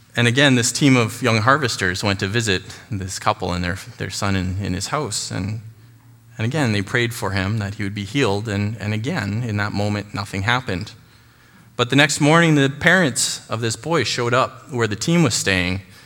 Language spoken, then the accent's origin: English; Chilliwack, British Columbia, Canada; also born or lived in Burundi; I was born and raised here in Chilliwack, and I've lived here most of my life